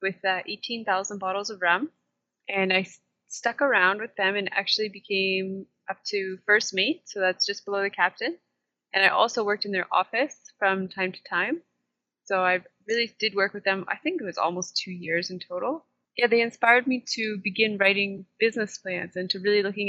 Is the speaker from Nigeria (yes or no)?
no; Kingston, Ontario, Canada; now in Costa Rica; I was born just north of Kingston, Ontario, in Canada, and that is also where I grew up